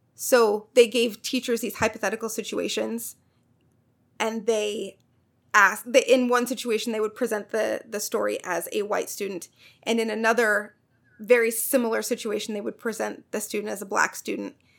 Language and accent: English; Missouri, United States; My home state, Missouri